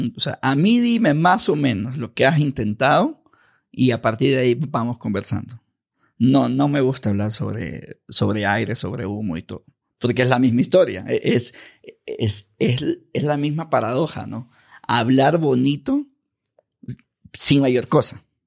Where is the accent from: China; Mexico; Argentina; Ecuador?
Ecuador; de pequeño, barrio marginal, yo soy ecuatoriano